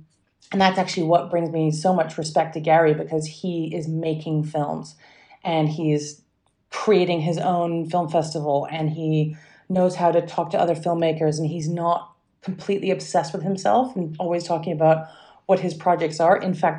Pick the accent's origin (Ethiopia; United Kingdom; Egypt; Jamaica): United Kingdom; England; accent: mixed mid-Atlantic; And I actually grew up in England, despite my mixed mid-Atlantic accent. I grew up in England and went to American school.